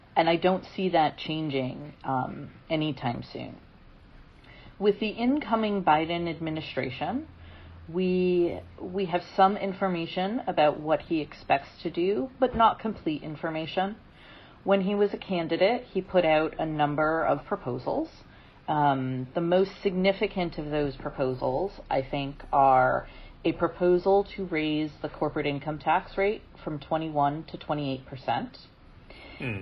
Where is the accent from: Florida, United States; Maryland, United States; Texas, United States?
Maryland, United States; my home state of Maryland